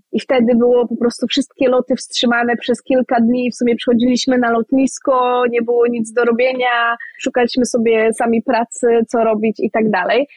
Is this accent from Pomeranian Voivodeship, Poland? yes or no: yes; Kwidzyn, Pomeranian Voivodeship, Poland; moved away as an adult; now in Edinburgh, United Kingdom; ja jestem z Kwidzyna, więc blisko do morza, blisko na Mazury